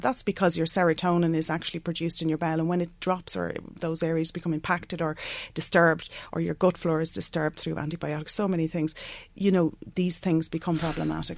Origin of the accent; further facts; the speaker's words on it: Bective, Leinster, Ireland; also born or lived in London; I grew up just outside Navan uh, in Bective and uh, went to school in Mercy Convent.